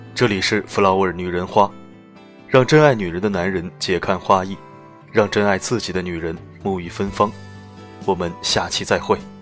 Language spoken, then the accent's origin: Chinese; Shanghai, China; 我们上海人